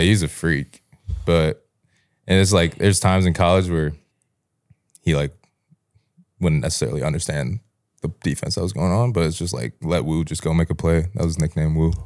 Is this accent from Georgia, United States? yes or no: yes; Atlanta, Georgia, United States; also born or lived in Greece; I'm from Atlanta, Georgia, and I play football